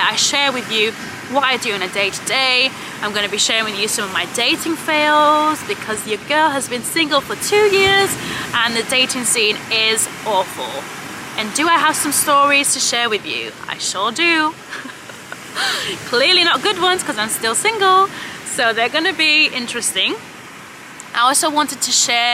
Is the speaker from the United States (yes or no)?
no; Cyprus; moved away; I'm originally from Cyprus